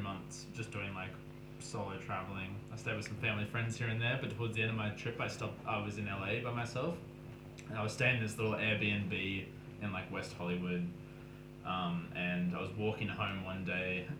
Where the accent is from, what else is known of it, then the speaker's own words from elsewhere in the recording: Australia; accent: Australian; I'm Aussie